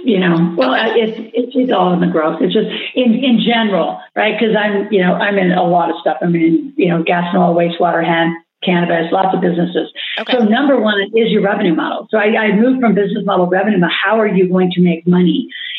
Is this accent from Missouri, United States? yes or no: no; Nebraska, United States; growing up in Nebraska